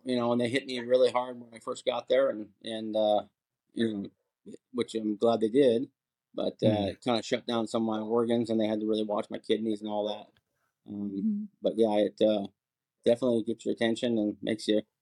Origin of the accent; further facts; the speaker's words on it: Port Angeles, Washington, United States; moved away as an adult; also born or lived in San Clemente, California; I grew up in Port Angeles, Washington, up on the coast, and went in the Marine Corps right out of high school